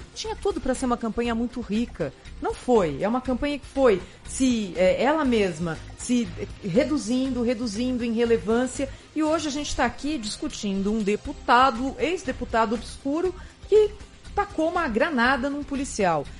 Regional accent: Brazil

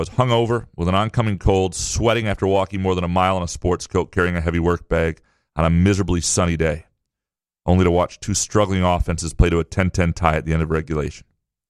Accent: Lansing, Michigan, United States; also born or lived in Kalamazoo; I grew up in Lansing

